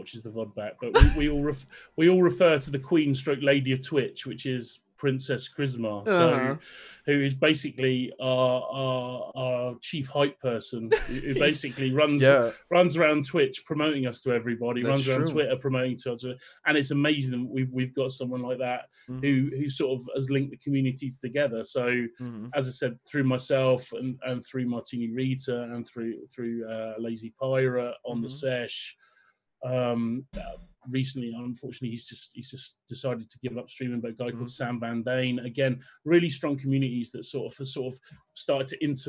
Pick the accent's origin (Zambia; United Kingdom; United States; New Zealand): United Kingdom; London; born there; I was born in London. I was born in North London, but I moved out of London.